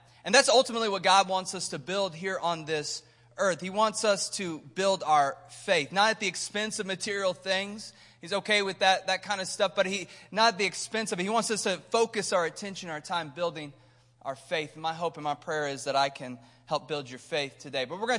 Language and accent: English; Missouri, United States; But we're from Missouri, so we live in Kansas City.